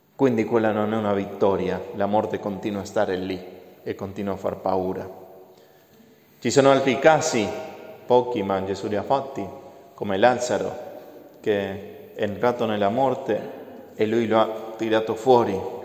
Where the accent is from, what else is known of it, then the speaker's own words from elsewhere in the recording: Argentina; moved away; Io sono dell'Argentina